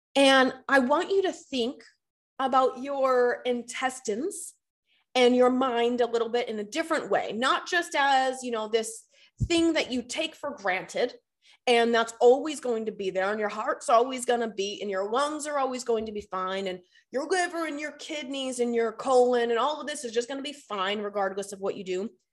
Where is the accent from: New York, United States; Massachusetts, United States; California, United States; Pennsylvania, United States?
Massachusetts, United States; Boston; moved away as an adult; now in Charlotte, United States; I'm born and raised in Boston, Massachusetts, lived there for thirty years.